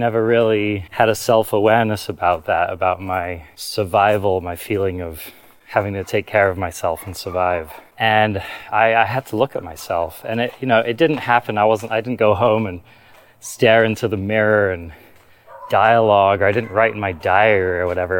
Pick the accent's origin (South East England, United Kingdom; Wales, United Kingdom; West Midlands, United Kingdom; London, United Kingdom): London, United Kingdom; I grew up in London, not a very nice neighborhood in London.